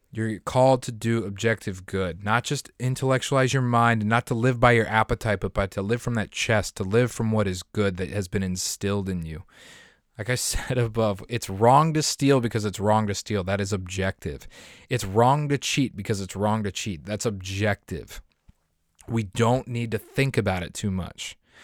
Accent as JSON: {"language": "English", "area": "near Denver", "region": "Colorado", "country": "United States", "tie": "born or raised there", "moved": "yes", "said": "I grew up and I lived in Colorado, right next to the city of Denver, like a ten minute drive from the city of Denver"}